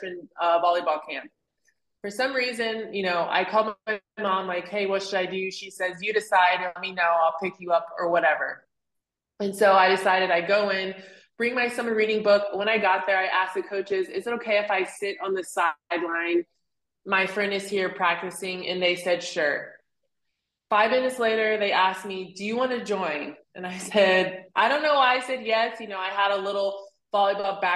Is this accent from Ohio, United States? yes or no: yes; Cincinnati, Ohio, United States; I was born and raised in Cincinnati, Ohio